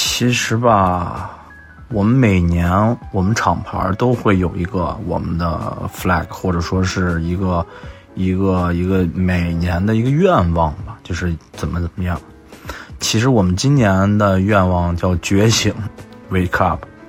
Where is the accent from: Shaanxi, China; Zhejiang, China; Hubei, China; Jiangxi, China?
Shaanxi, China; Xi'an; 我西安人。